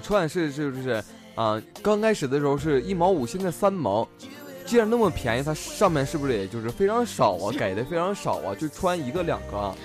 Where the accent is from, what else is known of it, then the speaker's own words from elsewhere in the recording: Heilongjiang, China; 比如在我们北方，在东北，在黑龙江，在我家乡